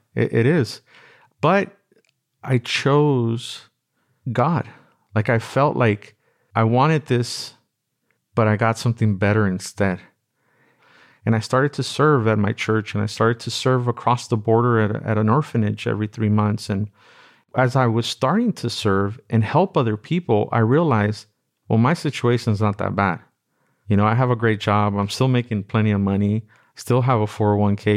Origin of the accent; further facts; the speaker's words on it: Los Angeles, California, United States; I grew up in Watts